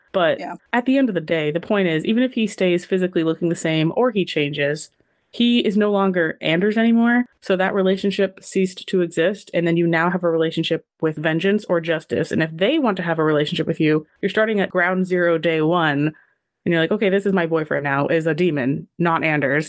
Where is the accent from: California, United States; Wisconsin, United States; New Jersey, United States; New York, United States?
California, United States; me being from California, having a cowboy festival in my hometown every freaking year